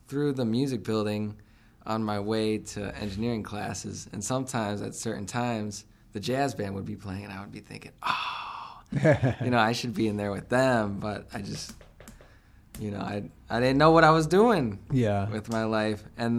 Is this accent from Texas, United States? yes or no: no; Port Huron, Michigan, United States; We moved from Michigan. I was in Port Huron